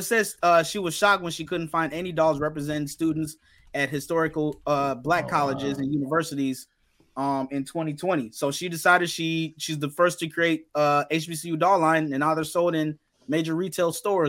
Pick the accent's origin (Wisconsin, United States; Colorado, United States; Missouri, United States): Wisconsin, United States; Kenosha; I am from Kenosha, Wisconsin. That should tell you enough right there.